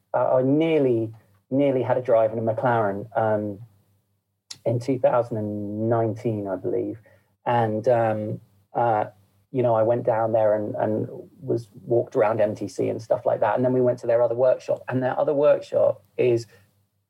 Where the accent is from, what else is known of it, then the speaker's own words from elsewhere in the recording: Woking, South East England, United Kingdom; we're from Woking, you know, originally my family's from Woking